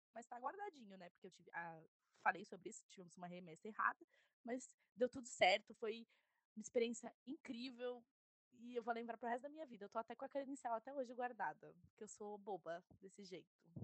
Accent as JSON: {"language": "Portuguese", "region": "São Paulo", "country": "Brazil", "said": "eu sou de São Paulo"}